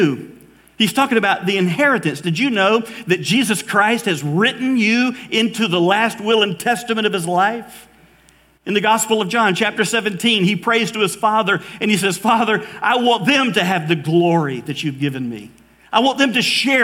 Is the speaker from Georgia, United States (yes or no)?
yes; Valdosta, Georgia, United States; also born or lived in Mobile, Alabama; I grew up in Valdosta, Georgia. I was born in Mobile, Alabama, but really Valdosta, Georgia was home